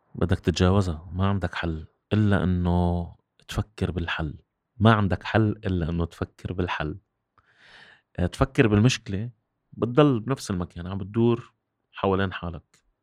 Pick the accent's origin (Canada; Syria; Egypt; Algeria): Syria; also born or lived in Kuwait; أنا رجعت من الكويت عمري تسع سنين، بالألف، بتسعة وثمانين. آه، كنت عايش بحياة رفاهية كتير عالية بالكويت. رجعت على الصفر بال-، بسوريا